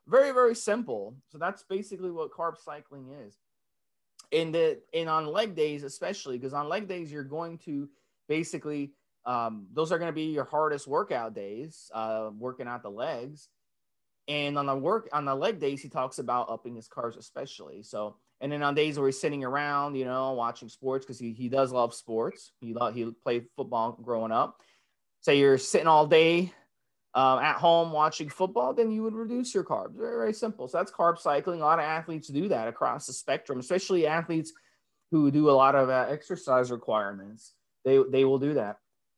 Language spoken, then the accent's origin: English; Dominican Republic; also born or lived in New York; now in United States; being someone who's from the Caribbean, Dominican Republic, growing up in New York